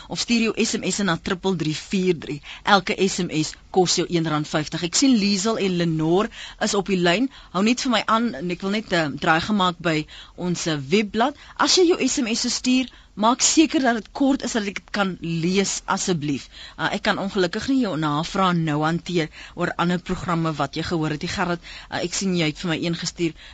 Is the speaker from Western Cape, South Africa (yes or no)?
yes; Bishop Lavis, Western Cape, South Africa; ek sit in Bishoblywes, ek kom van Bishoblywes.